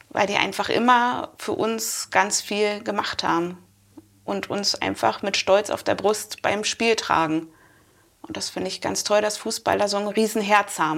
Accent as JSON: {"language": "German", "region": "Berlin", "country": "Germany", "tie": "born or raised there", "said": "Ich bin ja eigentlich äh, in Berlin aufgewachsen, also geboren und aufgewachsen."}